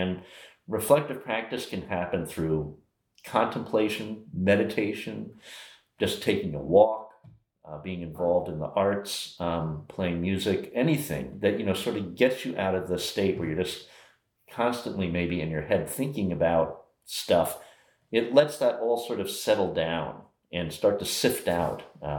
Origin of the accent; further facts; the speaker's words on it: Old Greenwich, Connecticut, United States; In old Greenwich, Connecticut.